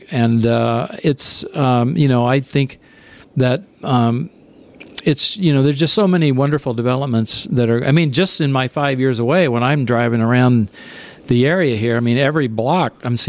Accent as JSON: {"language": "English", "town": "Evansville", "region": "Indiana", "country": "United States", "tie": "born or raised there", "moved": "as an adult", "lives_now": "De Pere, United States", "said": "the working class, middle class kind of vibe was basically what I grew up with in Evansville, Indiana. It was very Catholic, very strong work ethic. Wasn't particularly diverse, so that wasn't a great thing, but that was very much like my home."}